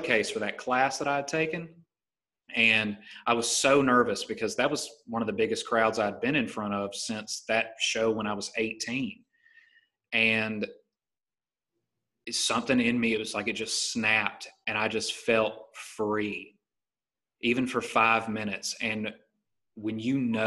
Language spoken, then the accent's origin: English; Titus, Alabama, United States; now in La Jolla, United States; I grew up in Titus, Alabama, and lived in a single wide trailer